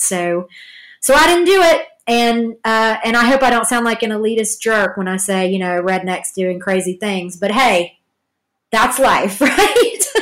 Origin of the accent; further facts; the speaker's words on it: Georgia, United States; also born or lived in Hollywood; now in Los Angeles, United States; I'm from Georgia